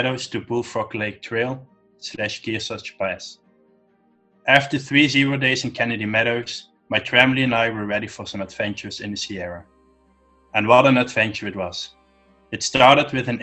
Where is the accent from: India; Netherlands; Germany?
Netherlands; also born or lived in Switzerland; I was born in Switzerland because my mom was Swiss. My dad got a job here in the Netherlands, so we moved back to the Netherlands, and I've always been living here since